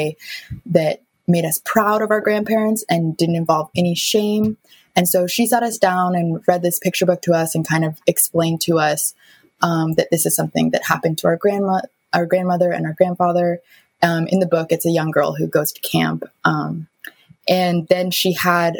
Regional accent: Seattle, Washington, United States; I was born and raised in Seattle

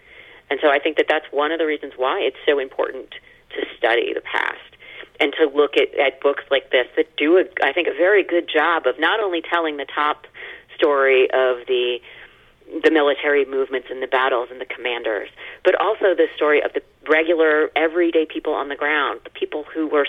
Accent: United States; as an American

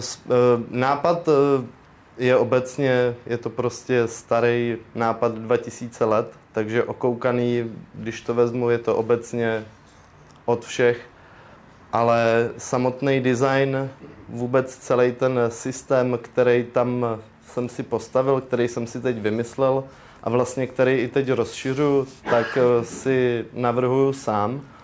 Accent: Most District, Ústí nad Labem Region, Czechia; tady u nás na Mostecku

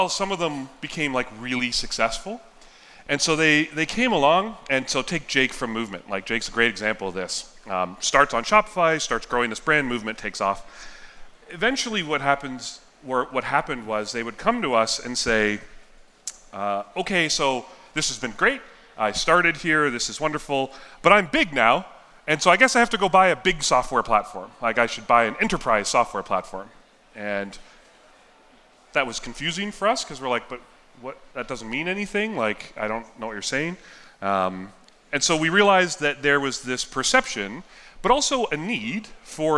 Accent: Yellowknife, Northwest Territories, Canada; also born or lived in Southern California, United States; I was born in California, and when I was three, we moved to Yellowknife

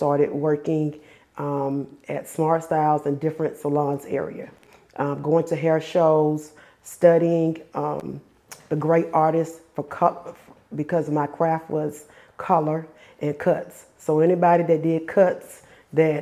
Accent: Forest Park, Georgia, United States; also born or lived in Daytona Beach, Florida / Conley, Georgia; I am from Conley, Georgia. I was born in Daytona Beach, Florida, but I grew up in Forest Park, near Forest Park, Georgia, in Clayton County, and I went to school there

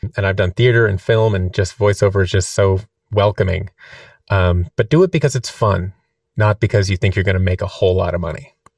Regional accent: Seattle, Washington, United States; moved away as an adult; also born or lived in Orange County, California / New York; now in Los Angeles, United States; I was born in Seattle, Washington

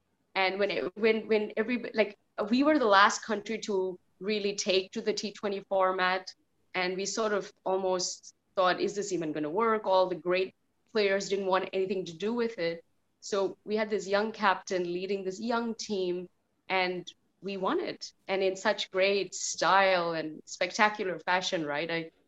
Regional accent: Dubai, United Arab Emirates; For me, obviously, you know, being Indian growing up, I grew up in Dubai in the Middle East.

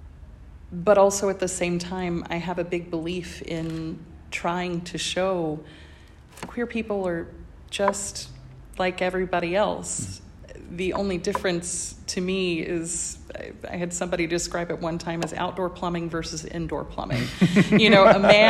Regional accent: small-town Georgia, United States; first language English; moved away as an adult; also born or lived in Indiana; I come from the South in the United States

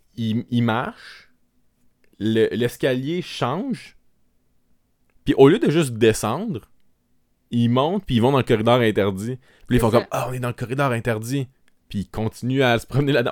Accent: Quebec, Canada; accent: Québécois; notre accent québécois

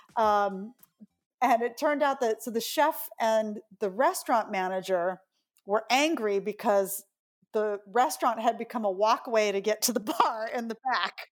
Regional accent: New York City, New York, United States

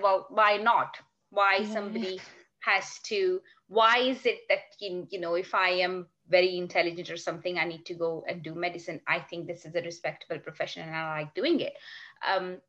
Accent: Karachi, Sindh, Pakistan; moved away as an adult; now in Sheffield, United Kingdom; I was born and raised in Pakistan, in Karachi.

